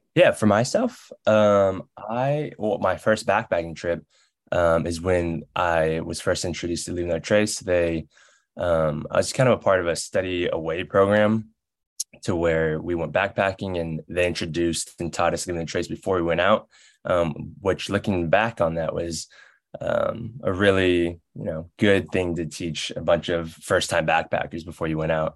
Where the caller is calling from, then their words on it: the Bay Area, California, United States; I'm calling in from California, the the Bay Area right now.